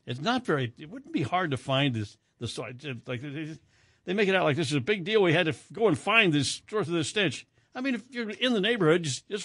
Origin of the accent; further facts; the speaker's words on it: United States; You know what, Ted? I'm an American.